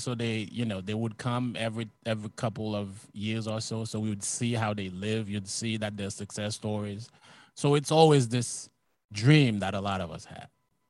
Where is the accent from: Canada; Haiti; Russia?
Haiti; moved away as an adult; also born or lived in Long Island, United States; now in New York City, United States; I was born and raised in Haiti. Yeah, I came over here in 2008.